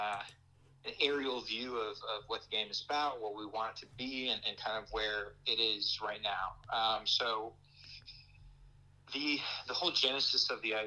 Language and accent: English; Brazil; moved away as an adult; now in United States; grew up in Brazil